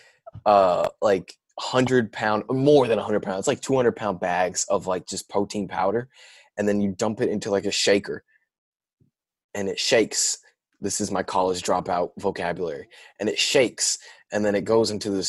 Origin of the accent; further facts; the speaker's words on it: Snellville, Georgia, United States; accent: southern; also born or lived in Boston; From Snellville, like Georgia.